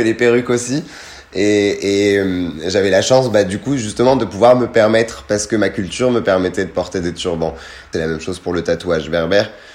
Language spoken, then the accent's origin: French; France; also born or lived in Tunisia; je ne voulais même pas dire que j'étais tunisien. C'était non, je suis français